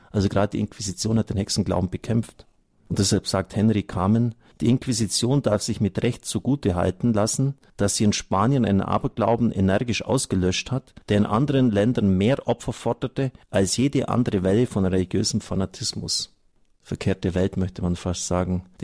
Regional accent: Fischau, Lower Austria, Austria; Allein aus meiner Gemeinde, wo ich herkomme, Fischau, sind Dutzende Juden abtransportiert worden in Viehwägen.

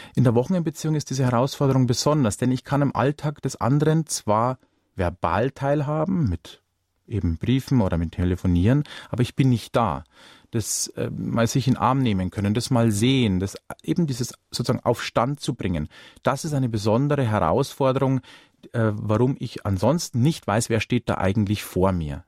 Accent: Ingolstadt, Bavaria, Germany; komme ich selbst gebürtig aus dem Industriestandort Ingolstadt nicht weit her

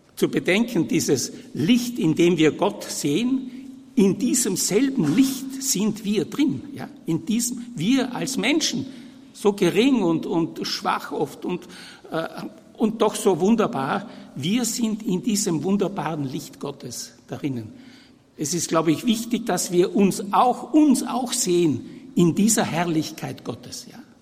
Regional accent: Vienna, Austria; also born or lived in Vorarlberg / Innsbruck / Brixen; Ich bin 1940 geboren in Wien, äh, aber der Abstammung nach voll Tiroler, Südtiroler

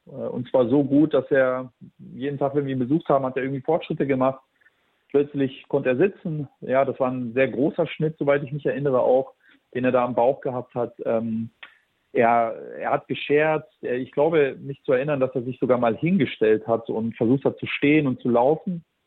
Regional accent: Germany; wir sind äh, aus Kroatien. Ich bin hier in Deutschland geboren

